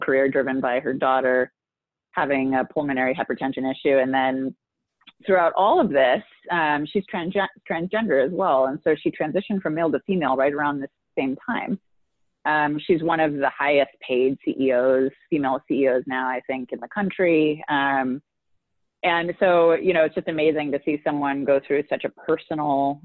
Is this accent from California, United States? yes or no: yes; San Francisco, California, United States; also born or lived in Los Angeles; now in Minneapolis, United States; I grew up in San Francisco when the internet didn't exist yet